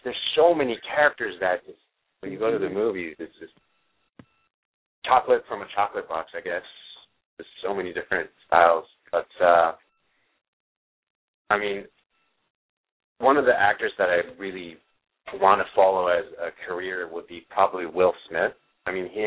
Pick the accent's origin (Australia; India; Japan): Japan; moved away; I grew up in Japan